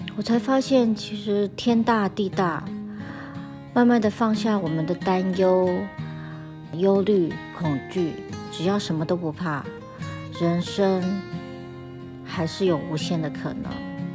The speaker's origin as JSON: {"language": "Chinese", "country": "Taiwan", "tie": "born or raised there", "moved": "as an adult", "lives_now": "United States", "said": "我是在台湾长大，到了三十几岁，因为因缘际会来到了美国"}